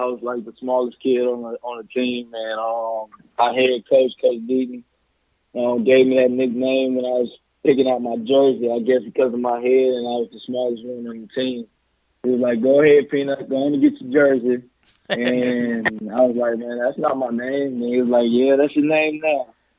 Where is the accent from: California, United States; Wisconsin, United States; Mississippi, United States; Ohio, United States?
Mississippi, United States; Ocean Springs; I'm from Ocean Springs. I graduated there in 2007